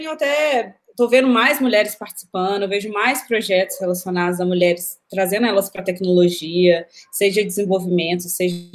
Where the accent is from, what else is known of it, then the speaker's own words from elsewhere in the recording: Belo Horizonte, Minas Gerais, Brazil; Belo Horizonte.